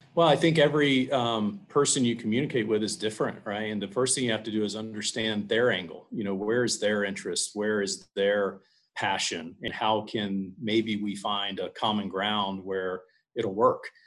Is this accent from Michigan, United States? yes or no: no; Chapel Hill, North Carolina, United States; I grew up in Chapel Hill, North Carolina